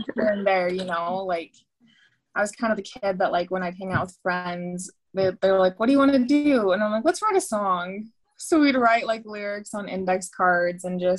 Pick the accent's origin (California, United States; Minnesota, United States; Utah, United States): Utah, United States; Layton; Born in Layton, Utah